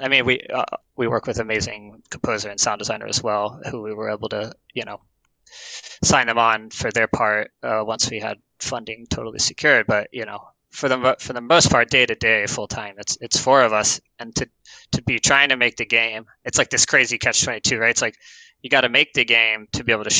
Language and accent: English; Atlanta, Georgia, United States; moved away as an adult; now in Portland, United States; I am originally from Atlanta, like I said, but I moved to Portland with my wife in 4 years ago